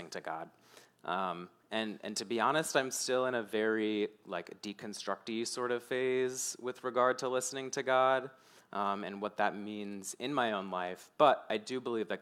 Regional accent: Mechanicsville, Virginia, United States; growing up in Mechanicsville

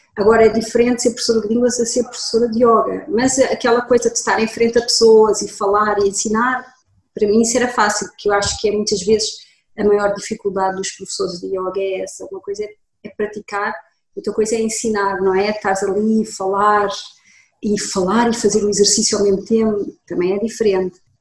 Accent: Lisbon, Portugal; moved away as an adult; also born or lived in Germany; Eu sou de Lisboa, sou portuguesa, nasci aqui em Lisboa, estudei em Lisboa e até aos 20 anos fiz a escola a secundária em Lisboa.

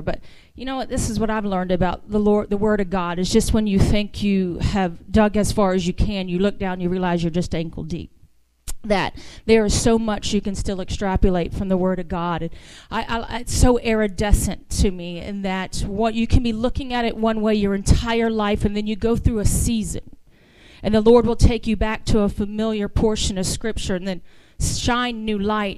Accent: the South, United States; accent: southern; I am from the south

